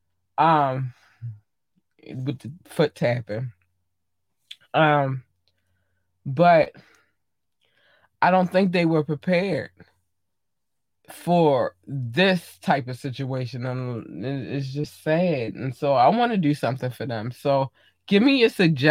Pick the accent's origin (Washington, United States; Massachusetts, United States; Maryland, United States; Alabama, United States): Maryland, United States; Baltimore; I'm from Maryland. I live in Baltimore. Well, I live in Baltimore County, but I'm from Baltimore City